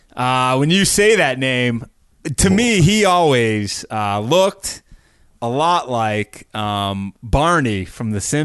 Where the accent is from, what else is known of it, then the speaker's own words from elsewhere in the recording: United States; I'm American.